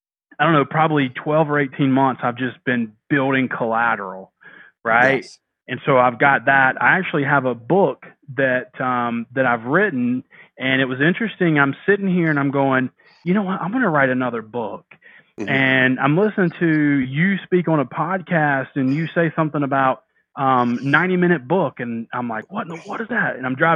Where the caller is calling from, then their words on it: North Carolina, United States; North Carolina.